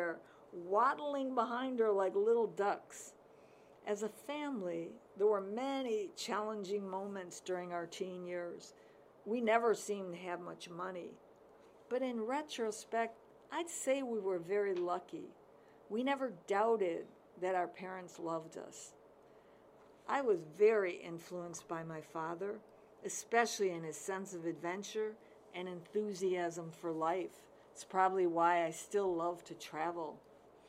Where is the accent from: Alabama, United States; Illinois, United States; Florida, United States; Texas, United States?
Illinois, United States; Chicago; now in Oak Park, United States; I grew up in Chicago in the 50s